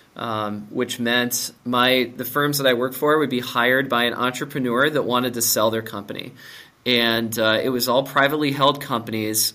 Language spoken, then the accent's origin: English; Minnesota, United States; I grew up in Minnesota. I went to Wayzata High School.